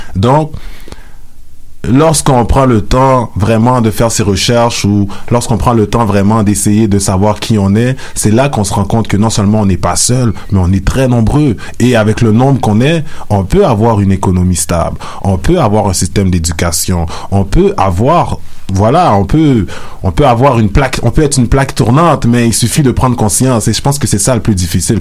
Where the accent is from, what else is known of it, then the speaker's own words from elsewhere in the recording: Montreal, Quebec, Canada; je suis né, j'ai grandi à Montréal